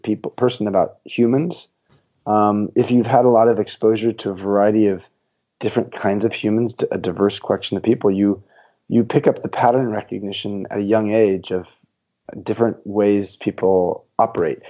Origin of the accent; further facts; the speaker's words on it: Southern California, United States; I grew up in Southern California